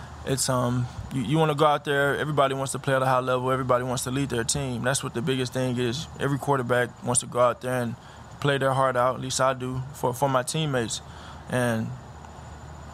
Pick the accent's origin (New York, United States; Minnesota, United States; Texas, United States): Texas, United States; Houston; moved away as an adult; now in Philadelphia, United States; I'm from Houston